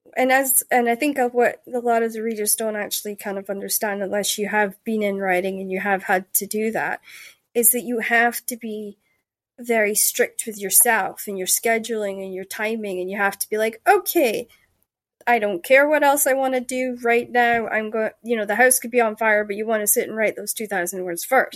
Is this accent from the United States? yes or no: no; Denmark; when I grew up in Jutland, we were, like, the last to get internet